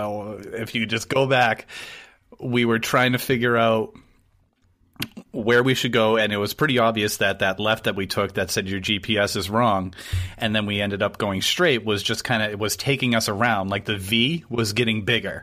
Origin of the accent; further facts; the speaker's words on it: New Hampshire, United States; I grew up in New Hampshire